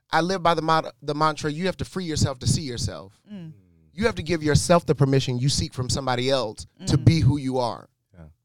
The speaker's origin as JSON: {"language": "English", "town": "Detroit", "region": "Michigan", "country": "United States", "said": "I'm from Detroit"}